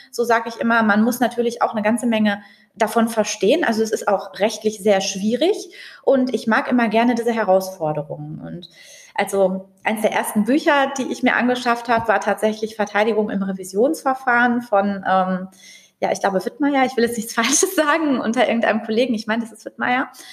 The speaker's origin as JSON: {"language": "German", "town": "Dortmund", "region": "North Rhine-Westphalia", "country": "Germany", "tie": "born or raised there", "said": "ich bin ja hier in Dortmund aufgewachsen"}